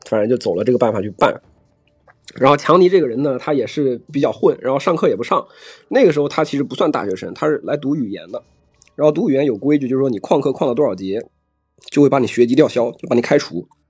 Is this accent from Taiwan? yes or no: no; China; moved away as an adult; also born or lived in Nebraska, United States; 这个课只有我一个中国人